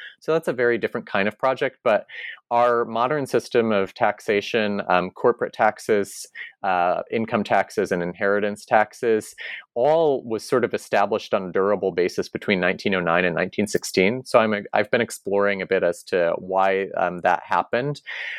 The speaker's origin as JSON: {"language": "English", "region": "Connecticut", "country": "United States", "tie": "born or raised there", "said": "So back in my home state of Connecticut, at least one independent bookseller near New Haven in Madison, Connecticut is called RJ Julia."}